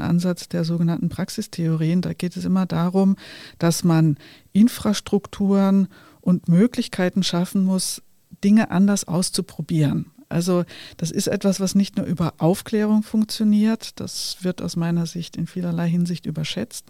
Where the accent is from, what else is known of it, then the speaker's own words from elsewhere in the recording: Germany; ich bin in einer Zeit in Deutschland groß geworden